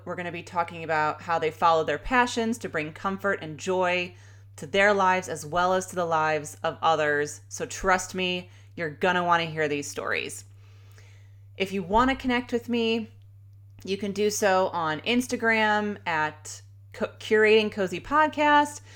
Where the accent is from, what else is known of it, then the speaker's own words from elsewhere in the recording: Chicago, Illinois, United States; moved away as an adult; now in Sacramento, United States; I grew up in Chicago in the suburbs. I am a true Chicagoan